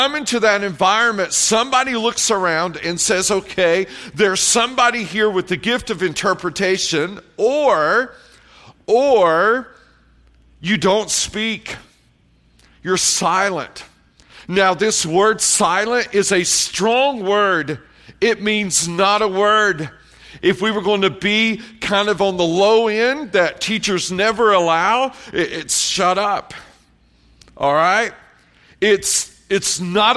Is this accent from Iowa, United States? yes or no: no; Tennessee, United States; moved away as an adult; also born or lived in Columbia, South Carolina; I grew up in Tennessee, raising hogs.